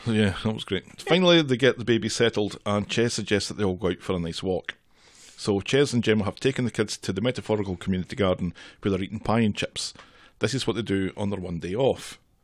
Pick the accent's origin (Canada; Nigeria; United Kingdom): United Kingdom; Scotland; I'm Scottish and forty-six.